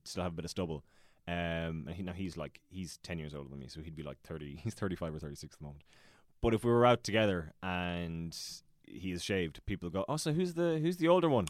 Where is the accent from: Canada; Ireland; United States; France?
Ireland; Ballina, Munster; born or raised there; also born or lived in Dublin / Killaloe, County Clare